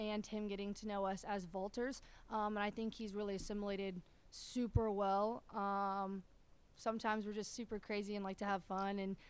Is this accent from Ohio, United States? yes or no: yes; Ohio, United States; moved away; I'm from Ohio